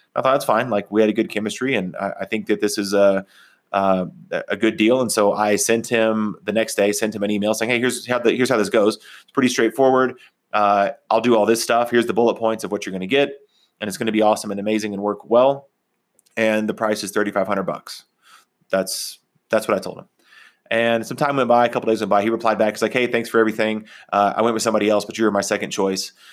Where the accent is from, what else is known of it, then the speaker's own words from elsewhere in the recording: Texas, United States; also born or lived in Oklahoma, United States; now in Colorado, United States; when I grew up in Texas and Oklahoma, we didn't go hiking